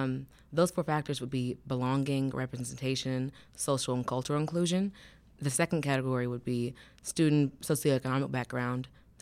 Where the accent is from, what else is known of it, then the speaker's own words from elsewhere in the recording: Knoxville, Tennessee, United States; now in Chattanooga, United States; I do plan on staying in Chattanooga. And when I came to UTC from Knoxville, I didn't go to UTK.